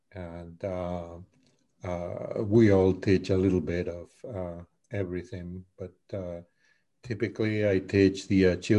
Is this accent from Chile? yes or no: no; Spain; first language Spanish; English is a second language; moved away as an adult; now in United States; I am from Spain. Spanish is my native language. Mm-hmm. And I have been in the US for 30 something years already.